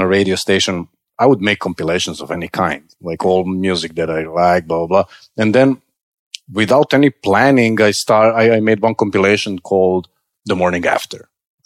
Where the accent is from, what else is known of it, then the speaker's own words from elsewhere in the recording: Serbia; moved away as an adult; now in United States; growing up in Serbia was not chilled